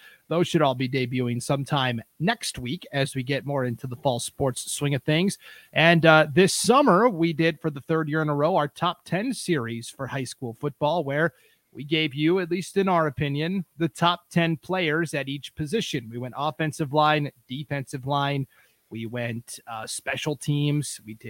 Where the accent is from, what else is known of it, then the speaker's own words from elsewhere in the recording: Stevensville, Montana, United States; moved away; also born or lived in East Idaho; I grew up in Montana, originally Western Montana, small town called Stevensville.